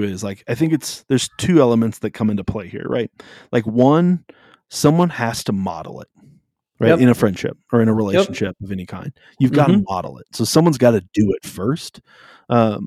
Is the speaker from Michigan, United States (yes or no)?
no; South Dakota, United States; also born or lived in California; we moved from California to South Dakota when I was in the middle of fourth grade.